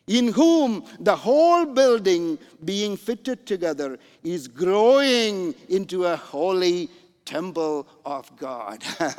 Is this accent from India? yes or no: no; Canada; Because I'm coming from Canada, by the way. Canada, you know, the mega church in Toronto is around 1,500 people